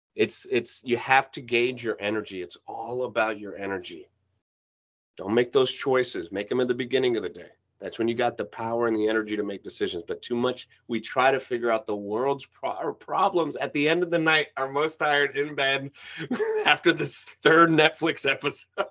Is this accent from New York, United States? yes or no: yes; New York, United States; first language Spanish; English is a second language; I was born in New York. My mom is from Cuba.